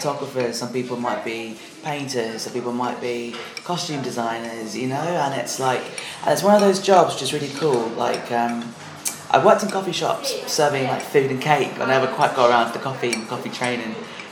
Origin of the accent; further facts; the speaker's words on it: London, United Kingdom; My hometown